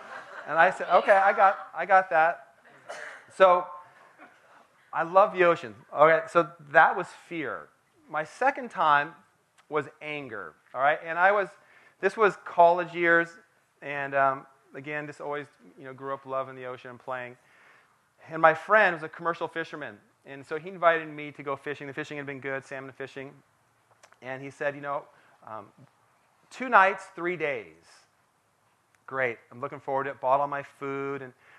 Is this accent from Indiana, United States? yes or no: no; Port Townsend, Washington, United States; Growing up in Port Townsend, Washington, Port Townsend, Washington is on the Olympic Peninsula in Washington State, surrounded by water. And so I grew up playing in the water